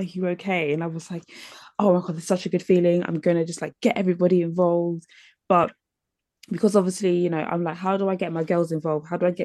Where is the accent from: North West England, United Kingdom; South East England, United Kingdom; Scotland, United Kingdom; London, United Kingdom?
London, United Kingdom; growing up in London